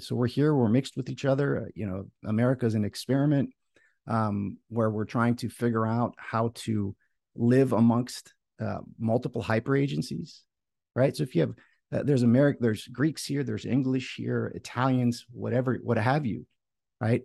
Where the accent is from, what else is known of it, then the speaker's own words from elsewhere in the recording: Florida, United States; I'm um, here in Florida, right, in the United States, and my family um, for you know, time immemorial was from Greece. My my parents moved here when um, my, my, my mom was pregnant